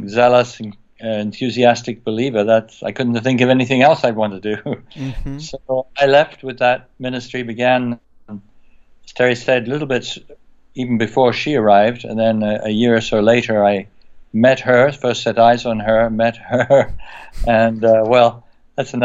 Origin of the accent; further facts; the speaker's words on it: England, United Kingdom; moved away as an adult; also born or lived in France; I came from England. I grew up in England.